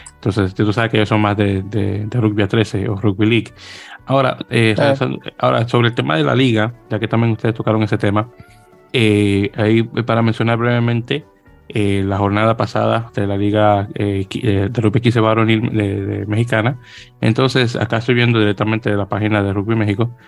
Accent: Dominican Republic; soy dominicano

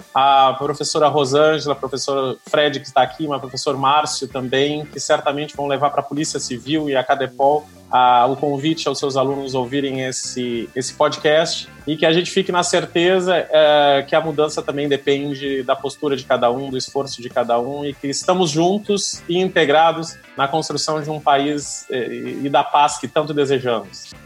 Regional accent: Rio Grande do Sul, Brazil; eu sou gaúcho, tem uma palavra que a gente usa lá muito, espraiar

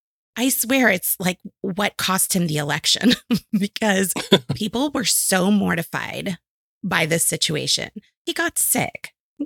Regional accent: Houston, Texas, United States; moved away; also born or lived in New Mexico / New York; growing up in Houston, I was used to like the news. So then when I lived in New Mexico, I was shocked. When I lived in New York, I was surprised.

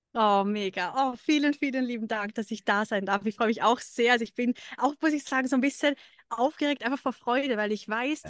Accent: Lake Constance region, Vorarlberg, Austria; moved away as an adult; now in Dubai, United Arab Emirates; Ich komme ursprünglich aus Österreich, aus äh, der Bodenseeregion

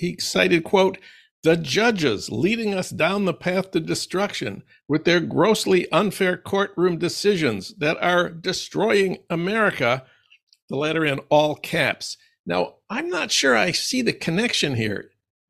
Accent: Minnesota, United States; my home state of Minnesota

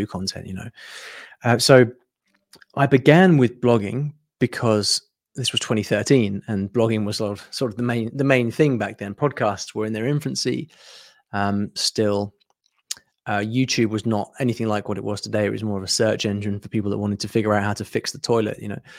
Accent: United Kingdom; I'm from the U K, as you can probably tell from my, uh, fr-, from my accent.

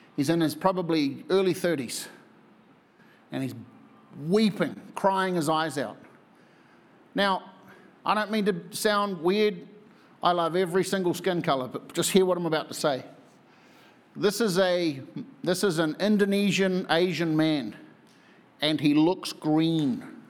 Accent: New Zealand; moved away as an adult; I'm from New Zealand

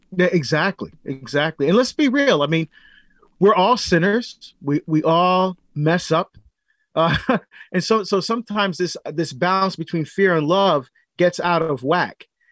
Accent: Barbados; moved away; getting citizenship in my home country of Barbados because I had to give up citizenship when I came here.

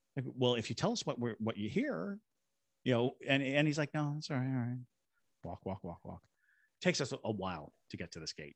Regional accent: Shirley, Massachusetts, United States; also born or lived in Fort Devens, Massachusetts; now in Savannah, United States; I was born in Shirley, Massachusetts

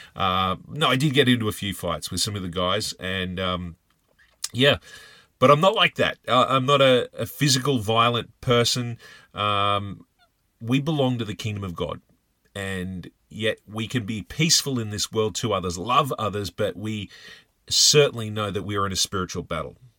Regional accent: Australia; I'm from Australia

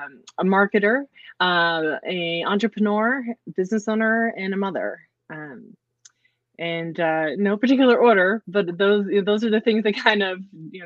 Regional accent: New Rochelle, New York, United States; moved away as an adult; now in Las Cruces, United States; Las Cruces is filled with people who are not from Las Cruces, and I'm one of them. Okay. Yeah, I'm originally from New York. I grew up right outside of New York City.

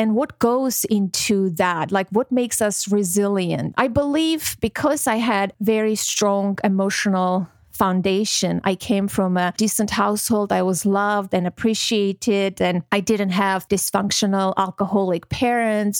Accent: Armenia; born or raised there; moved away; also born or lived in Georgia / Moscow, Russia

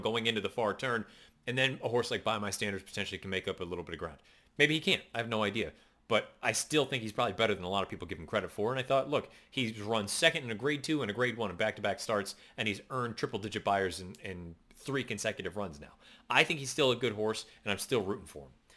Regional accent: Western Massachusetts, United States; I grew up in Western Massachusetts

